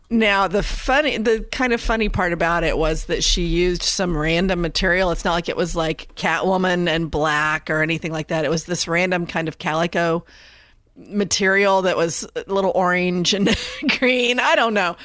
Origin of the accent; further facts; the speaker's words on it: Indiana, United States; now in North Carolina, United States; I grew up in Indiana.